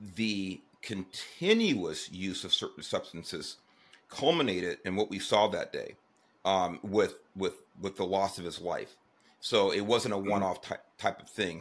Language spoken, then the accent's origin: English; Los Angeles, California, United States; I grew up in Southeast Los Angeles